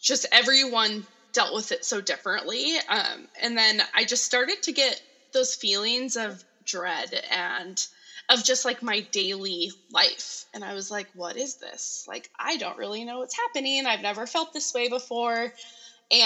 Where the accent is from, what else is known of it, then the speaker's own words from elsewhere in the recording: Grand Forks, North Dakota, United States; I'm originally from Grand Forks.